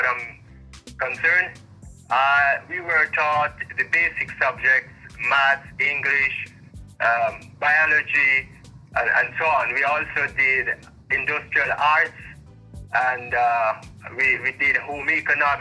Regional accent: Kilmarnock, Saint Elizabeth, Jamaica; also born or lived in Kingston; I was born in Kilmarnock, St. Elizabeth. I grew up in this community

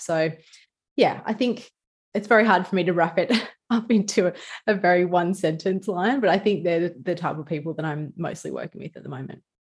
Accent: Newcastle, New South Wales, Australia; accent: bogan or ocker; sometimes I can be a little bit, um, bogan or ocker with the way I talk, like I'm from Newcastle.

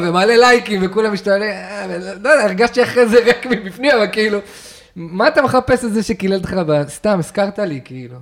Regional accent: the Krayot, Haifa District, Israel; גדלנו עליה ב, בקריות

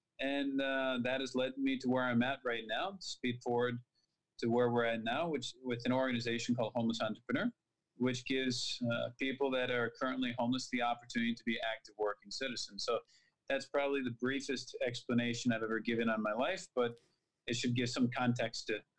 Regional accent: Minnesota, United States; born there; also born or lived in Texas / Arizona; I'm from the United States. I was born in Minnesota, which is quite close to Canada.

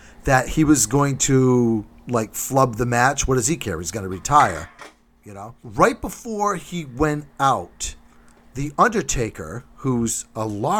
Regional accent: New Bedford, Massachusetts, United States; I'm from New Bedford.

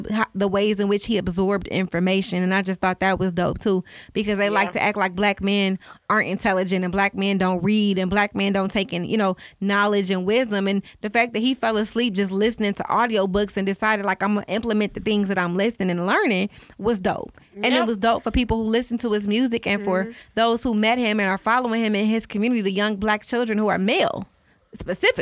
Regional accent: Detroit, Michigan, United States; I'm from Detroit

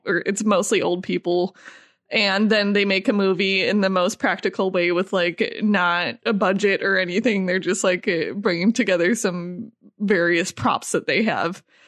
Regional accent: Midwest, United States; we're both from the Midwest

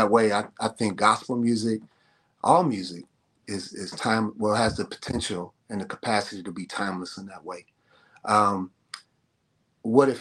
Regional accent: Chicago, Illinois, United States; I grew up in Chicago

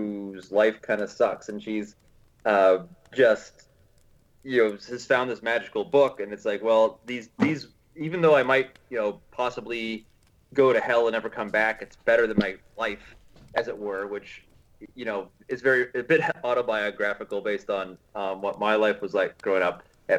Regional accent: United States; as an American

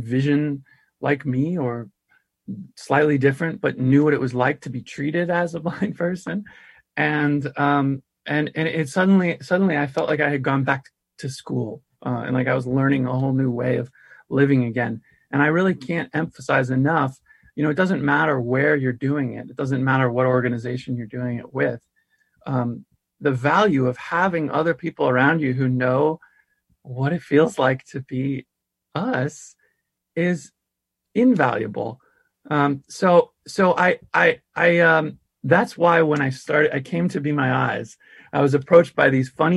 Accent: Santa Rosa, California, United States; I grew up in the Bay Area

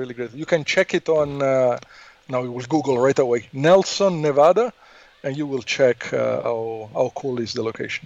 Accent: Italy; accent: Italian; English is a second language; moved away as an adult; also born or lived in Los Angeles, United States; now in United States; I'm from Italy, as you can hear from my accent.

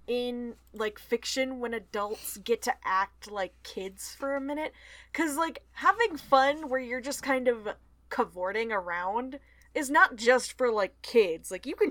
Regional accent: United States; We're American.

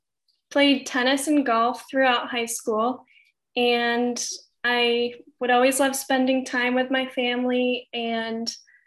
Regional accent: New York, United States; now in North Carolina, United States; Near Syracuse, about 30 minutes away.

